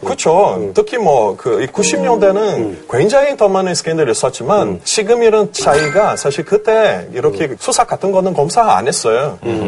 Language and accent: Korean; Brazil; Korean is a second language; moved away as an adult; now in South Korea; 저 브라질 사람으로서